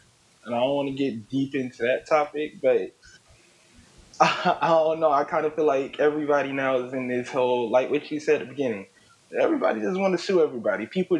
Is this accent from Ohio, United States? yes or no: no; Atlanta, Georgia, United States; It's your boy … clean in the flesh. Straight from Atlanta, Georgia. 22 years old. Single.